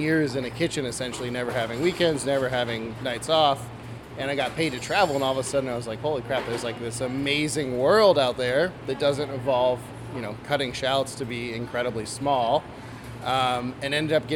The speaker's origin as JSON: {"language": "English", "town": "Seattle", "region": "Washington", "country": "United States", "tie": "born or raised there", "moved": "yes", "lives_now": "San Francisco, United States", "said": "I grew up in Seattle. Parents are from New York, but yeah, I grew up in Seattle"}